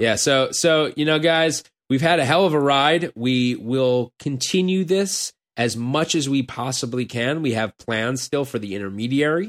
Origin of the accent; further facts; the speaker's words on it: Los Angeles, California, United States; moved away as an adult; when people ask me where I'm from now, I'm gonna say L.A.